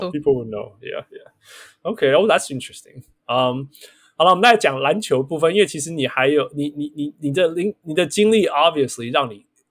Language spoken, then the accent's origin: Chinese; Canada; 我们是加拿大人